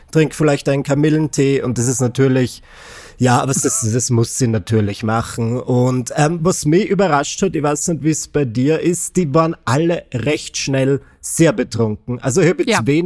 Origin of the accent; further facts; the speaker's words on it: Austria; Ich war ja Anfang des Jahres bereits eine kleine Tanzmaus bei uns in Österreich